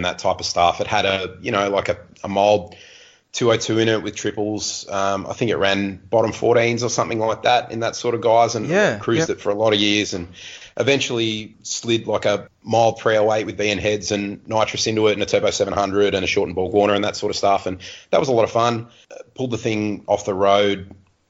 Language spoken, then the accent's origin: English; Mudgee, New South Wales, Australia; As a young fella, I grew up out near Redmond, actually, in the Central West, in Mudgee